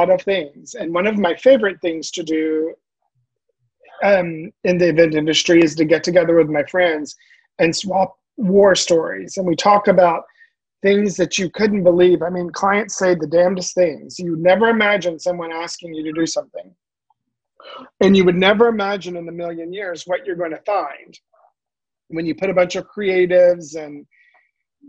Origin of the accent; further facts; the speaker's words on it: the South, United States; accent: Southern drawl; moved away; I'm originally from the South